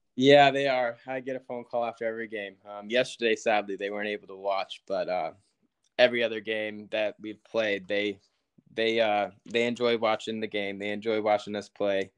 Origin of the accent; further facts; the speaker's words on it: Yuba City, California, United States; moved away as an adult; also born or lived in Texas; now in Kentucky, United States; a little town called Yuba City. It's 30 minutes north of Sacramento. Uh, grew up there, born and raised